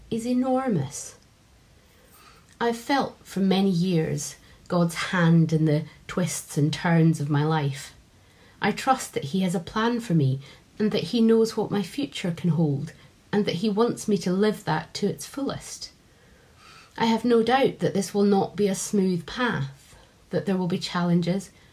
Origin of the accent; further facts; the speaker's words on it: Edinburgh, Scotland, United Kingdom; now in Doncaster, United Kingdom; I grew up in Edinburgh, but I've been living in Doncaster for almost 15 years now